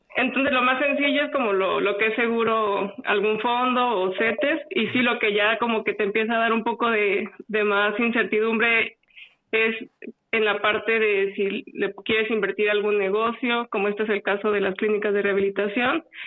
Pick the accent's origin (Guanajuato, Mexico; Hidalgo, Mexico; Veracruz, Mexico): Guanajuato, Mexico; moved away as an adult; now in Querétaro, Mexico; nací en Guanajuato y ya llevo en Querétaro alrededor de 10